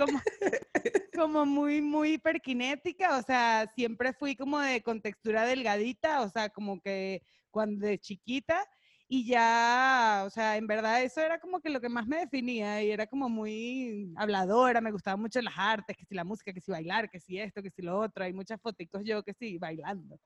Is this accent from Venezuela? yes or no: yes; Caracas, Capital District, Venezuela; moved away as an adult; now in Mexico; Yo crecí en Caracas, nací y crecí en Caracas, Venezuela